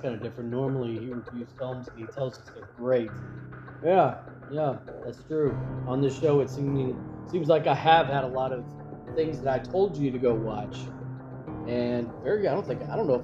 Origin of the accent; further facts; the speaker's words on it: Kentucky, United States; I'm from Kentucky